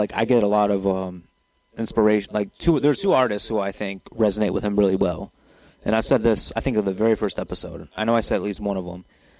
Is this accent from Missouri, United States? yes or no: yes; St. Louis, Missouri, United States; I wasn't from the safest place, but I wasn't from the hood or anything. I was born in North County